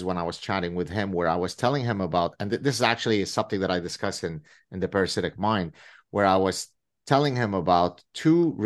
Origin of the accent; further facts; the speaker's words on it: Lebanon; now in Canada; growing up in the Civil War in Lebanon